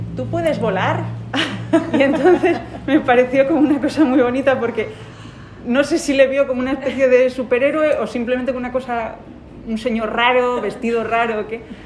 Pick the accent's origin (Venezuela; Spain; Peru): Spain; Bilbao, Basque Country; moved away as an adult; now in Madrid, Spain; yo soy de Bilbao y ejercí ahí casi mis primeros 10 años